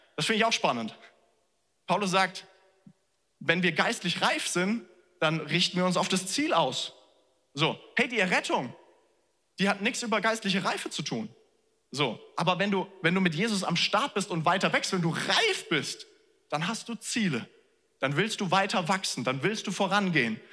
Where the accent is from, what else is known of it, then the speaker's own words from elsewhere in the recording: Germany; wir als Deutsche